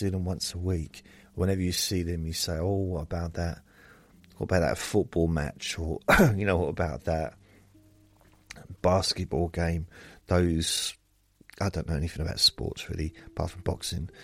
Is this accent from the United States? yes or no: no; England, United Kingdom; I'm English